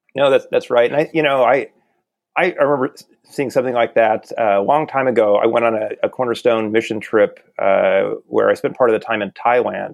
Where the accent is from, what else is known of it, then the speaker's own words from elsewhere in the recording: the Ozarks, Southwest Missouri, United States; I grew up in in Southwest Missouri in the Ozarks